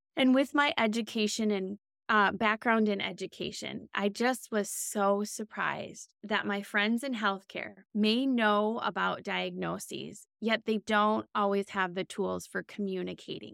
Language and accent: English; Minnesota, United States; I'm born and raised in Minnesota